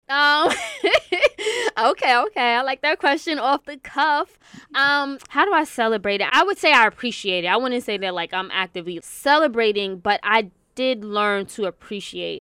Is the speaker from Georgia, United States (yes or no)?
no; New York City, New York, United States; also born or lived in White Plains / Westchester; I'm originally from Queens, born and raised in New York.